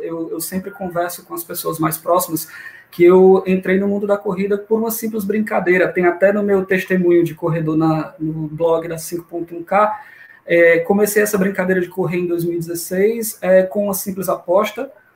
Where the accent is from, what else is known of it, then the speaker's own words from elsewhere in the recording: Fortaleza, Ceará, Brazil; sou daqui mesmo, de Fortaleza, Ceará, terrinha de muito calor até a noite.